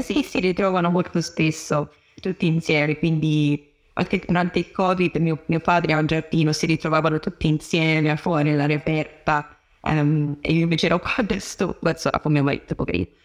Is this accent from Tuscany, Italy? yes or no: yes; Tuscany, Italy; moved away as an adult; now in London, United Kingdom; sono toscana